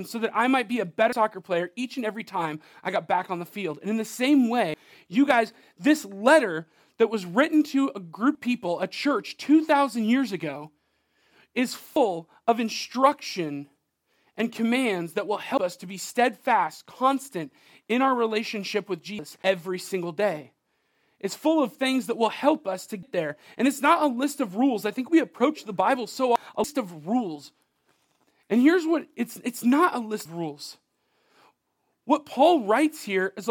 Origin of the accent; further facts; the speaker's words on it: United States; I'm an American.